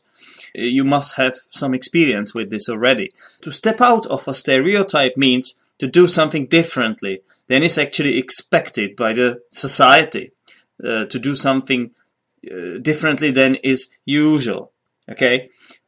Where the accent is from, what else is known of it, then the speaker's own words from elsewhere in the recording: Poděbrady, Central Bohemian Region, Czechia; English is a second language; Poděbrady, my hometown